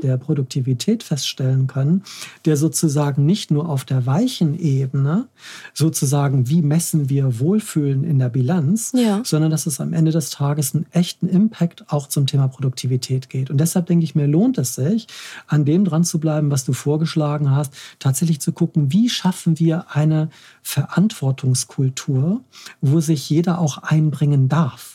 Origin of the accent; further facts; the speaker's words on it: Hamburg, Germany; als Hamburger